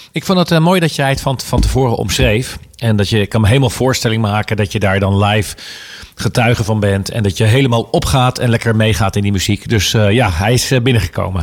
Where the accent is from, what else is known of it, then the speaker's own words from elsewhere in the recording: Houten, Utrecht, Netherlands; moved away; ik heb in Houten gewoond.